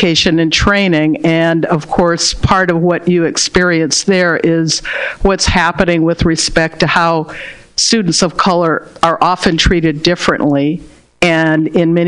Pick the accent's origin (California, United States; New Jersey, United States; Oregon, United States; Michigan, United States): California, United States; Berkeley; I was born and raised in Berkeley, California.